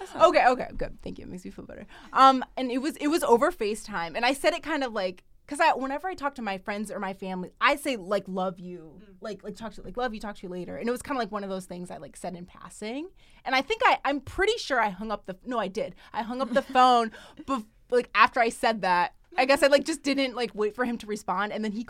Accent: United States; growing up in America

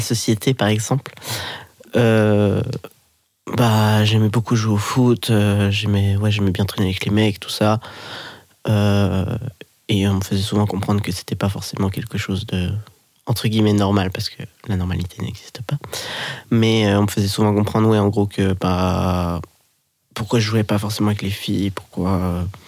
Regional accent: Geneva, Switzerland; moved away as an adult; now in Lyon, France; J'habite à Lyon depuis un an et demi environ. Sinon, je viens de Genève.

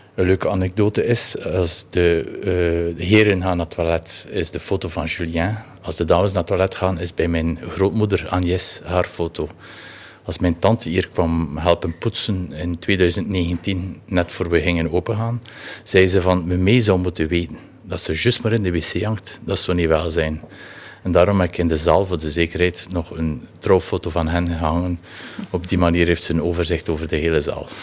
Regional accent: Nieuwpoort, Flanders, Belgium; also born or lived in Ostend / Ghent; Ik ben geboren, eh, ja, geboren in Oostende. Ik ben altijd in uh, ik heb altijd in Nieuwpoort geleefd tot aan mijn negentiende.

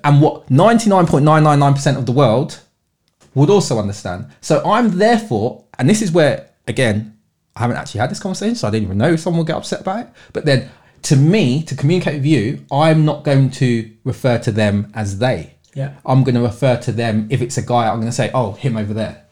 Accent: London, United Kingdom; I've born and bred in London

